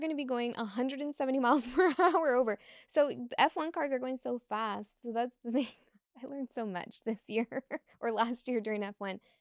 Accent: South Florida, United States; now in Las Vegas, United States; I grew up in South Florida

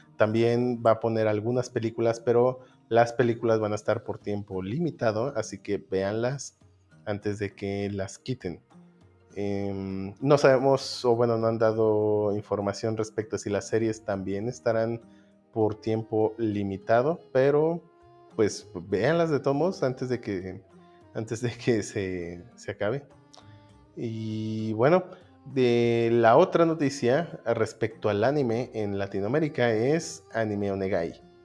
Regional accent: Mexico; nosotros que somos mexicanos

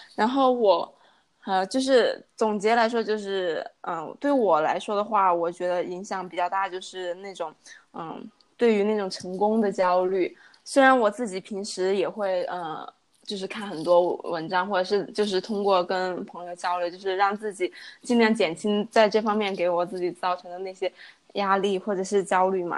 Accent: China; moved away as an adult; also born or lived in Chengdu; now in Chongqing, China; 小时候在乡下长大嘛，然后 呃，就跟着从初中、高中到上，因为我没有上过本科，然后是读的专科，然后就是基本上从小镇到县城再到，呃，成都，然后之后在成都，呃，有了第一份工，呃，大概工作了三年，是在一个外企当一个文员

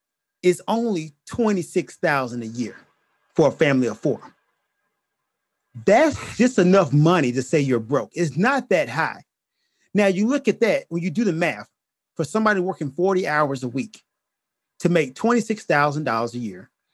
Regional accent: United States; As an American?

